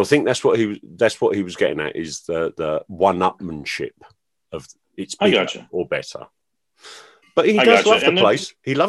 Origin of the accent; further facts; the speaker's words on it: England, United Kingdom; as an English person